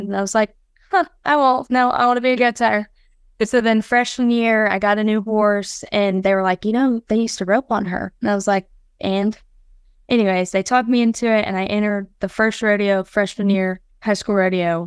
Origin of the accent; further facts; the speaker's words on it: Felda, Florida, United States; I'm from Felda, Florida